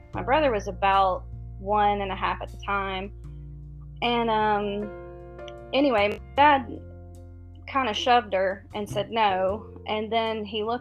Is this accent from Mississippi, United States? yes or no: yes; Mississippi, United States; I was born and raised in Mississippi, down south